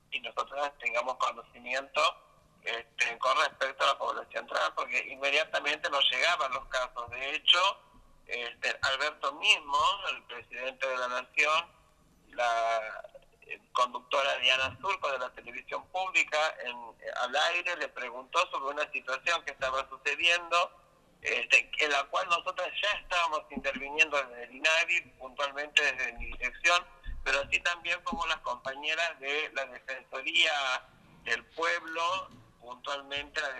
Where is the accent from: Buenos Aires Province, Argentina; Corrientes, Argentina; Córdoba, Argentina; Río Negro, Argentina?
Río Negro, Argentina; yo soy de Río Negro.